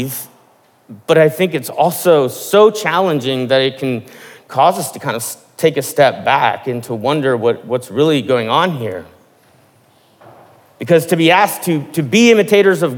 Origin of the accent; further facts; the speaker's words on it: Midwest, United States; I'm from the Midwest, and at least in the part of the Midwest that I was from